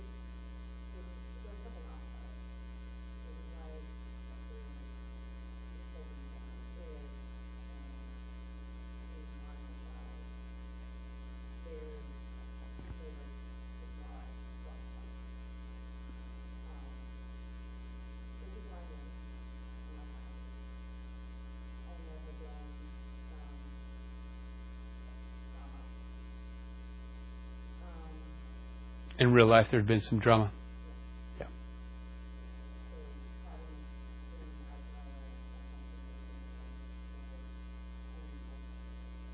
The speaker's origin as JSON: {"language": "English", "region": "North Carolina", "country": "United States", "tie": "born or raised there", "also_born_or_lived": "Concord, North Carolina / Charleston", "said": "I'm from North Carolina. I grew up in Charleston. I was born on a farm in Concord."}